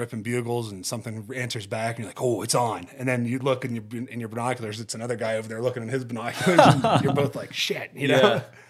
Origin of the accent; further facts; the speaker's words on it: Ohio, United States; I grew up in Ohio where we weren't even allowed to use rifles. You know, you can't hunt with a rifle there because they just don't, it's too flat.